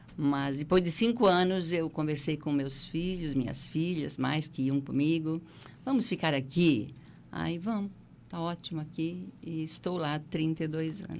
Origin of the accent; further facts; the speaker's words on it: Treviso, Santa Catarina, Brazil; also born or lived in Siderópolis; now in Criciúma, Brazil; eu sou, na verdade, eu sou de Treviso